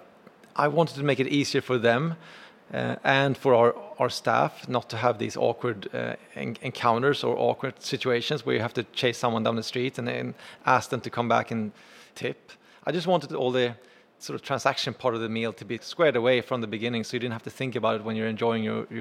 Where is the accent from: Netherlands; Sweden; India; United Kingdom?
Sweden; now in New York, United States; So I came to New York from Sweden on holiday to visit many, many years ago.